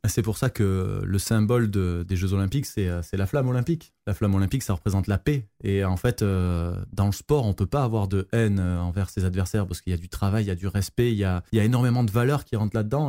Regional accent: Marseille, Provence-Alpes-Côte d'Azur, France; je suis de Marseille

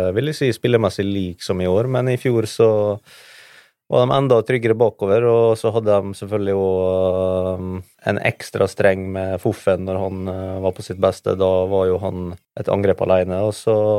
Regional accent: Norway; som nordmann

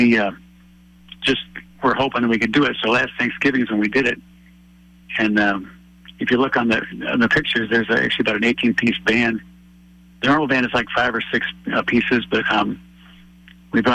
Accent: Wisconsin, United States; moved away as an adult; now in Chicago, United States; I'm actually from Wisconsin, up north

